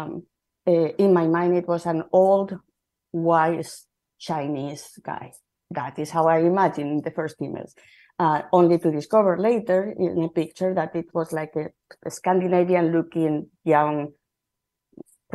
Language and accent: English; Madrid, Community of Madrid, Spain; English is a second language; moved away as an adult; now in Seattle, United States; I am from Spain, and I moved to from Madrid to Seattle about 25 years ago